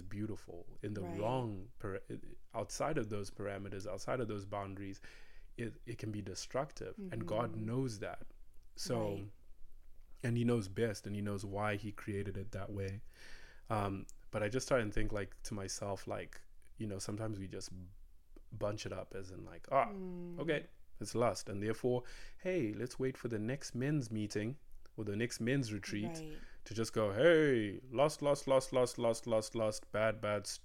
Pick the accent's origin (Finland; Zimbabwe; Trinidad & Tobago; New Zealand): Zimbabwe; English is a second language; moved away as an adult; now in United States; we come from Zimbabwe